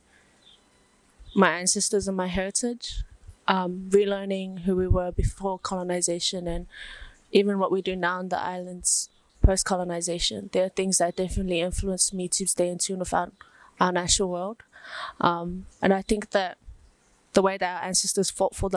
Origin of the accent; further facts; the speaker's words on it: Auckland, New Zealand; also born or lived in Savai'i, Samoa; Born and raised in Mangere, South Auckland, from the villages of Whareai and Sungunge in Sawa'i, Samoa.